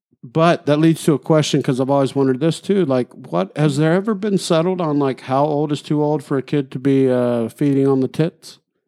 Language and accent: English; Alabama, United States; We're from Alabama.